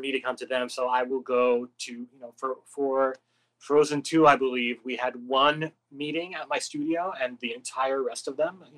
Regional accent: Canada; now in Los Angeles, United States; I'm from Canada

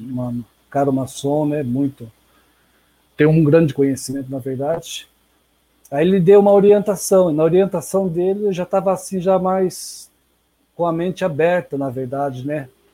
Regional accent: Sarapuí, São Paulo, Brazil; now in Sorocaba, Brazil; as raízes, uma cidade bem pequena, vinda de uma cidade de Sarapuí talvez alguns devem conhecer, mas resido hoje na, aqui na Zona Norte, em Sorocaba

